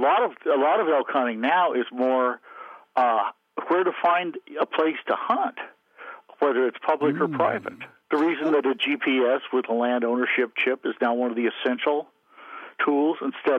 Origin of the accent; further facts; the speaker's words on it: Montana, United States; obviously I grew up in the West in Montana